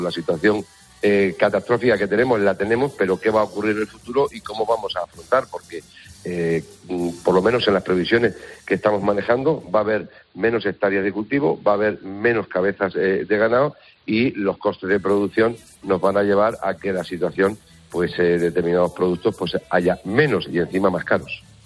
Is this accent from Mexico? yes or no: no; Huertezuela, Castilla-La Mancha, Spain; mi pueblo de origen, Huertezuela, que está todavía en, en la serranía de las estribaciones de, Sierra Morena